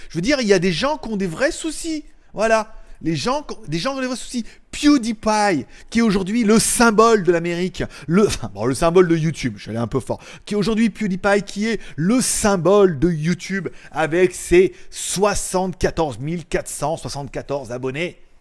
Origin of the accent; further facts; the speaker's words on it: China; Je veux dire, moi, je suis chinois, je suis 50 Chine. Et là-bas, on m'a dit, en Chine, on dit Huawei.